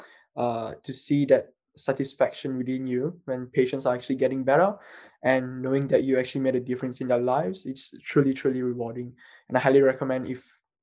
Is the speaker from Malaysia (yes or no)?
yes; Malaysia; moved away as an adult; now in Melbourne, Australia; I'm from Malaysia